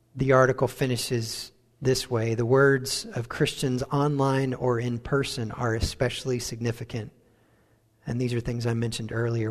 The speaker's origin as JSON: {"language": "English", "country": "United States", "also_born_or_lived": "Wales", "accent": "American", "moved": "as an adult", "said": "our American accent"}